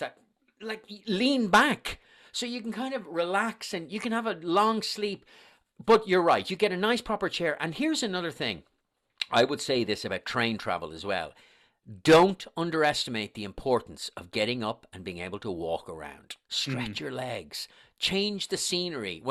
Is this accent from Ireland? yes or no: yes; Dublin, Leinster, Ireland; accent: Irish; moved away; you obviously can tell from my accent that I'm Irish